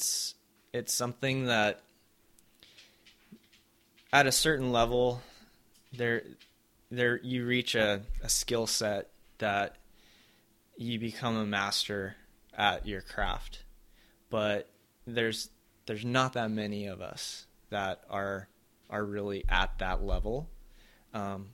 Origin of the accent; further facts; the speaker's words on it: Cerritos, California, United States; I grew up in Cerritos